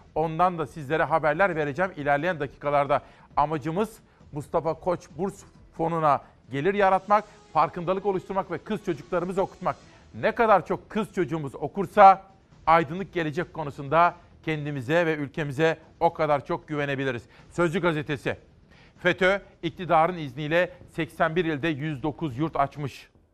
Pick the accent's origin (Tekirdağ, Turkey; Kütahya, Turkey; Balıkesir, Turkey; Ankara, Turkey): Kütahya, Turkey; Simav; moved away; ben çocukken Kütahya Simav'da biz de annemle akşam saatlerinde giderdik pazara